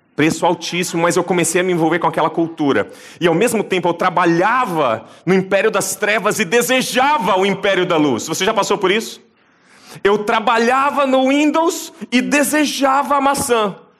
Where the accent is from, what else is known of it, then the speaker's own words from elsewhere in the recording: Brazil; da nossa cultura como brasileiros